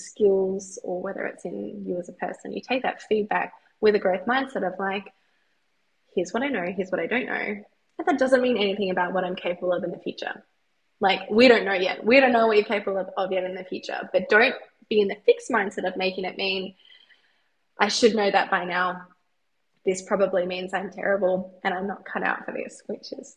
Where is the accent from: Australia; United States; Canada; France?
Australia; I'm an Australian cheerleader